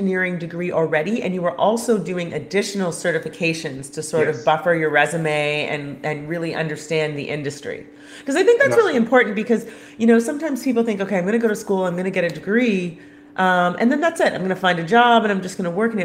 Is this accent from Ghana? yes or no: no; Canada; I'm Canadian